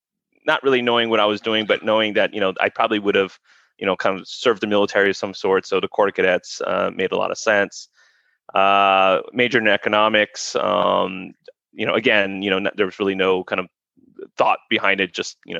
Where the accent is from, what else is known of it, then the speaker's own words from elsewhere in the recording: San Antonio, Texas, United States; also born or lived in Korea; I mean, originally from San Antonio, although, I grew up in a military family. So, I was born in Korea and moved around a little bit, amongst U.S. base to U.S. base.